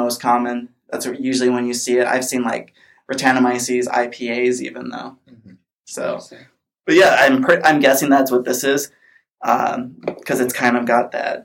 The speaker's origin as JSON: {"language": "English", "region": "Minnesota", "country": "United States", "moved": "yes", "lives_now": "California, United States", "said": "I'm from Minnesota"}